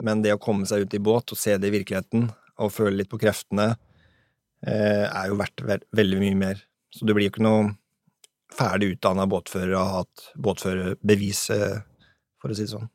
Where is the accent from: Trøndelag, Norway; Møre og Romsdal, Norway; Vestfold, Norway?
Vestfold, Norway; Sandefjord; hjemme i Sandfjordsfjorden